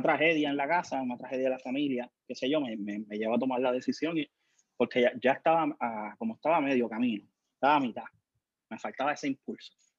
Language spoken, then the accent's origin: Spanish; Ponce, Puerto Rico; also born or lived in Juana Díaz; Yo me crié en Clausel, aquí en Ponce